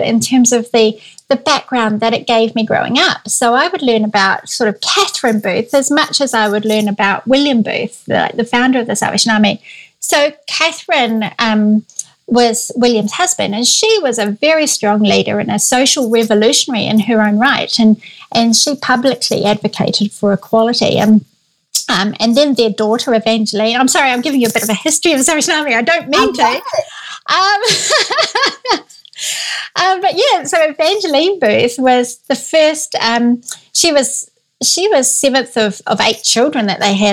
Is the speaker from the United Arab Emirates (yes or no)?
no; New Zealand; moved away as an adult; also born or lived in London; I'm from New Zealand, I was born and grew up here pretty much all my life